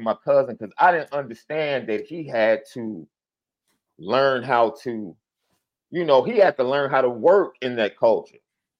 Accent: Chicago, Illinois, United States; I'm from Chicago.

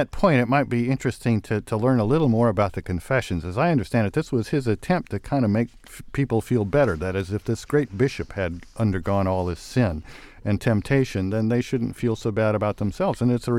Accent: Nebraska, United States; moved away; I'm from Nebraska.

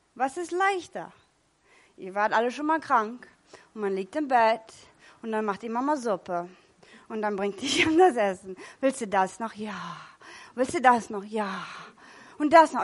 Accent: California, United States; moved away; Ich komme aus Kalifornien

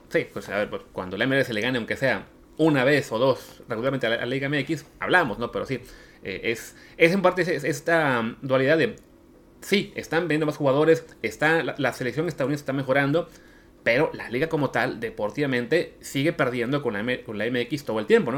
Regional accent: Mexico; nosotros como mexicanos

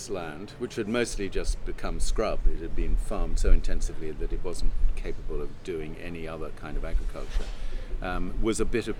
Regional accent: London, United Kingdom; London. Hampstead. Lovely childhood. Uncomplicated, happy. 400 yards away from Hampstead Heath.

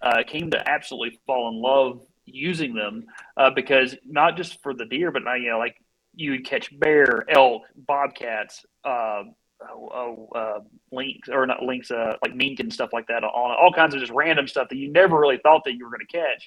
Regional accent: Southwest Arkansas, United States; accent: Arkansan; moved away as an adult; also born or lived in Washington; now in Poland; I'm from Southwest Arkansas, right on the Texas-Louisiana border

